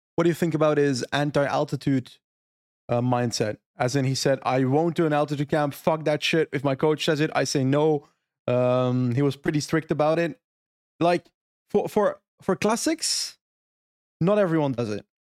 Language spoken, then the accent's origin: English; Flanders, Belgium; My Flemish soul